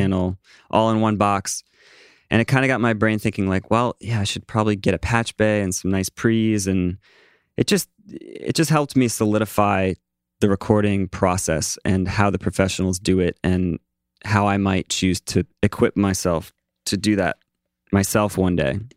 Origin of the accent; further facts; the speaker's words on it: East Coast, United States; now in New York, United States; I'm from the East Coast